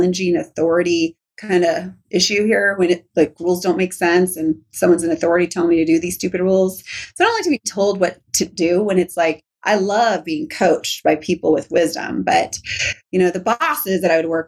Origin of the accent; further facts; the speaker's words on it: Riverside, California, United States; also born or lived in Norco, California / Orange County, California / Huntington Beach, California; I love my home state, but Riverside and Norco, I grew up like on like dirt land